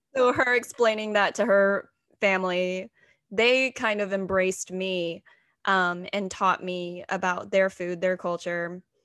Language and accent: English; Texas, United States; first language English; moved away as an adult; also born or lived in Anhui, China; now in New York City, United States; my dad is a southern baptist pastor in texas